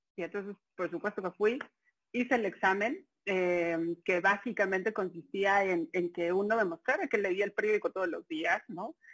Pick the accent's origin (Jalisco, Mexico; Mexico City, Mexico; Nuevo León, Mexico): Mexico City, Mexico; soy chilanga completamente, nací en la Ciudad de México, 27 de noviembre del 82